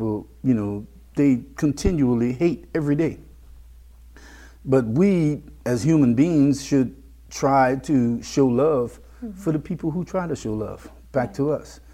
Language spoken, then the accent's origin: English; Lafayette, Louisiana, United States; When we grew up here in Lafayette